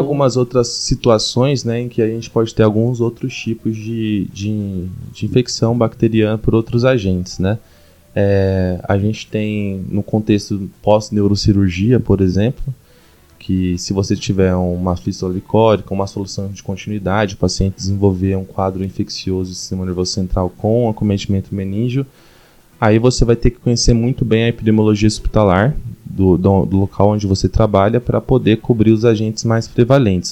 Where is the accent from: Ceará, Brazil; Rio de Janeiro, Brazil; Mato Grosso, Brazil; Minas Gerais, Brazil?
Mato Grosso, Brazil; Cuiabá; moved away as an adult; now in São Paulo, Brazil; Sou de Cuiabá, fiz, vim para São Paulo fazer a residência